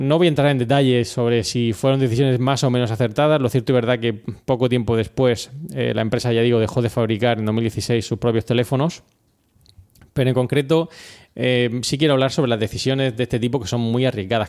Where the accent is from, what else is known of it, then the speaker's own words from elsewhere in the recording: Murcia, Region of Murcia, Spain; somos de Murcia